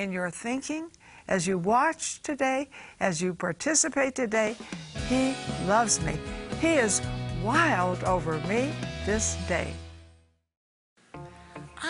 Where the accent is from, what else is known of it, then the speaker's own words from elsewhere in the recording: Texas, United States; I was born in Texas